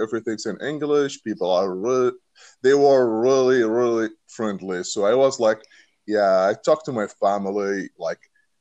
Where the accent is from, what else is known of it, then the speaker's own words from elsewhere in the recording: Saudi Arabia; English is a second language; moved away as an adult; now in United States; I'm from Saudi Arabia.